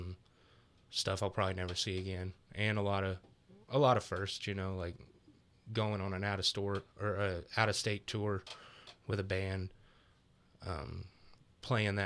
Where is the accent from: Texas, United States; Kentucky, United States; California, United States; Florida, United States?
Texas, United States; Mineral Wells; I was born and raised in Mineral Wells, Texas.